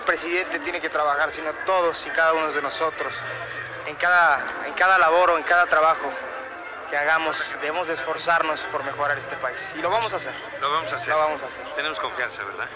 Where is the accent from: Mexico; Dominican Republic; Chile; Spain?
Mexico